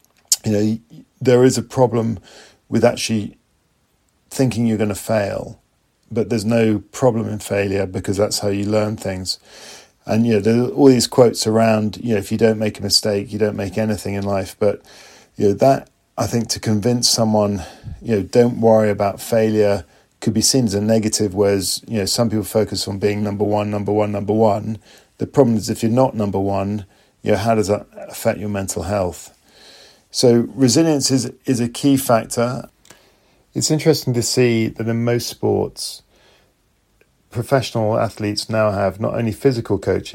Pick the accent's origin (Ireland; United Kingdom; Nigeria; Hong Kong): United Kingdom; London; I'm from London, the United Kingdom